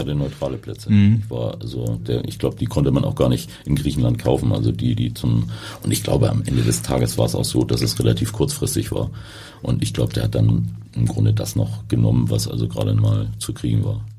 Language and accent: German; Hamburg, Germany; bin in Harburg groß geworden